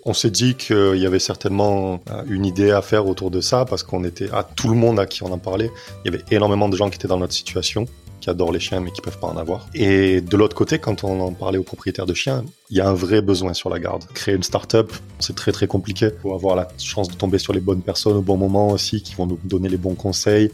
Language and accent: French; Nîmes, Occitania, France; moved away as an adult; also born or lived in Montpellier / London; now in Toulouse, France; je suis né à Nîmes, j'ai grandi à Nîmes